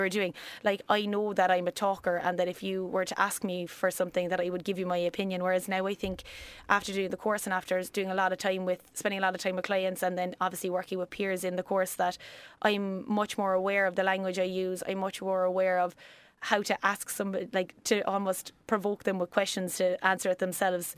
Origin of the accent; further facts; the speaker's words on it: West Cork, Munster, Ireland; accent: country; also born or lived in Australia; now in Cork, Ireland; I grew up in West Cork, um, that's where I'm originally from. You'll probably hear the country coming in and out of me